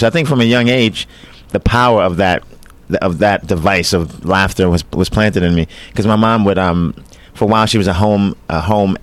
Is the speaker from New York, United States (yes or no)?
yes; New York City, New York, United States; From Brooklyn, New York, yeah, from Coney Island. You know, I was born in Brooklyn Jewish Hospital